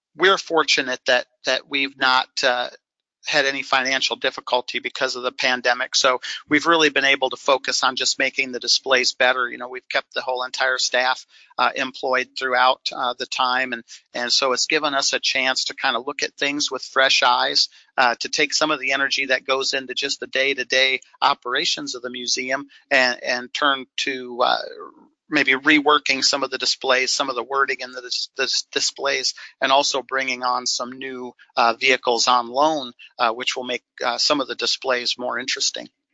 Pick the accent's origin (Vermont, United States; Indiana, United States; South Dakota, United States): South Dakota, United States; Sioux Falls; as a boy growing up in Sioux Falls, South Dakota